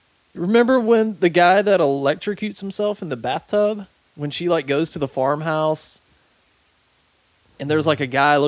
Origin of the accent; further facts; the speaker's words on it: the South, United States; we grew up in the South. Nobody talks like that.